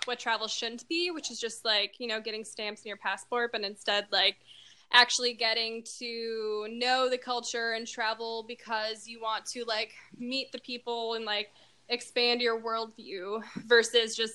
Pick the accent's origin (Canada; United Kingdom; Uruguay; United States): United States; Minnesota; moved away as an adult; now in Texas, United States; I'm from Minnesota.